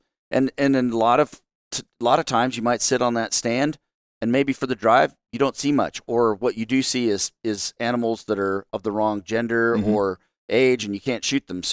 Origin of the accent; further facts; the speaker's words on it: United States; as an American